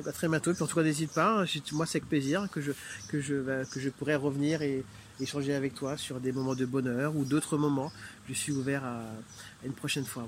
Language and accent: French; Martinique; now in Île-de-France, France; je suis originaire de la Martinique.